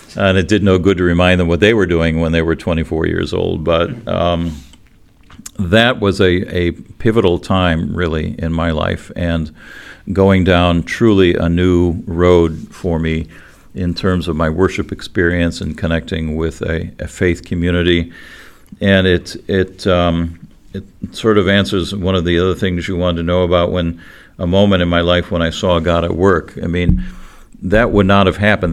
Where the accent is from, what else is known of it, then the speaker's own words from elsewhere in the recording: Cleveland, Ohio, United States; the little fundamentalist church where we grew up in Cleveland